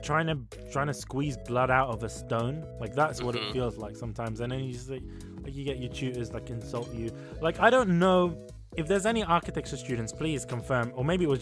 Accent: United Kingdom; my parents were born in the Sudan, and I was born here

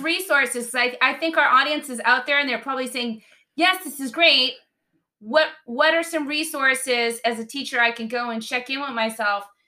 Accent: Boston, Massachusetts, United States; growing up in Boston

